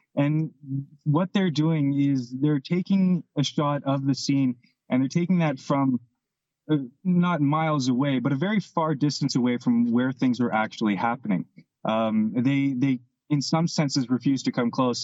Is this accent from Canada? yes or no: yes; Canada; we're Canadian